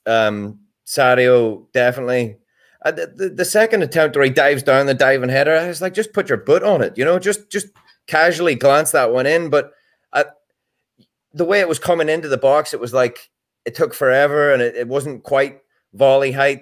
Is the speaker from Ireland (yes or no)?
yes; Ireland; as an Irishman